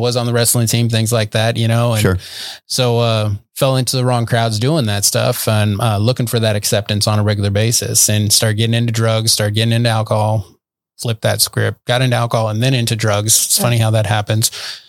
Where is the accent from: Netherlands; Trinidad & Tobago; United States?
United States; Barstow, California; I grew up in Southern California in a little desert town and Barstow, actually, high desert